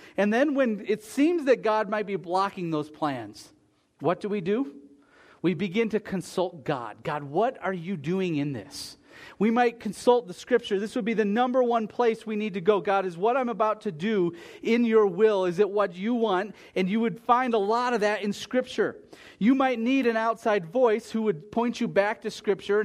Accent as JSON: {"language": "English", "country": "United States", "said": "As an American"}